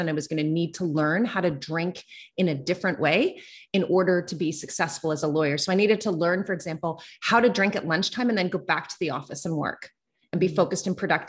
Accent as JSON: {"language": "English", "area": "East Coast of Canada", "region": "Atlantic Canada", "country": "Canada", "also_born_or_lived": "Calgary, Alberta", "moved": "as an adult", "said": "I'm from the East Coast of Canada. I moved to Calgary, Alberta, which is over on the west side."}